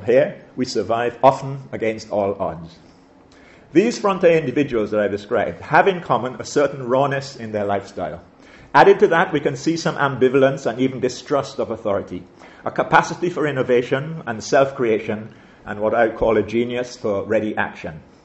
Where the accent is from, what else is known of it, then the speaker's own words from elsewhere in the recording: St. Vincent & Grenadines; growing up in St. Vincent as I did, I attended, I attended her dame school